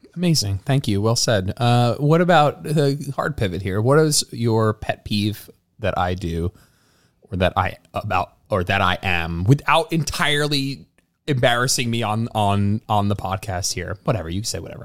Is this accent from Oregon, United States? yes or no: no; New Jersey, United States; moved away as an adult; now in Austin, United States; We lived, we grew up in New Jersey. We pr-, probably both grew up, like, what, thirty minutes from MetLife